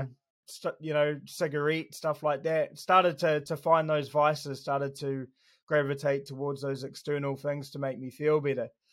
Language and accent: English; Christchurch, Canterbury, New Zealand; I was born in Christchurch, um, Burwood Hospital.